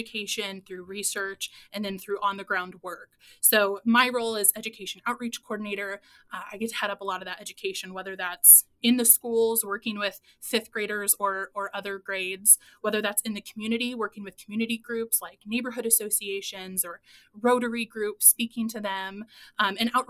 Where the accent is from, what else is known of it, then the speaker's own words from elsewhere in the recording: Ozark, Missouri, United States; now in Springfield, United States; the Finley River in Ozark, so back to my hometown